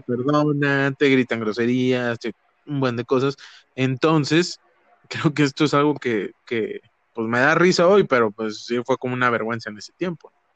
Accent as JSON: {"language": "Spanish", "town": "Ciudad Madero", "region": "Tamaulipas", "country": "Mexico", "tie": "born or raised there", "said": "yo crecí en Madero."}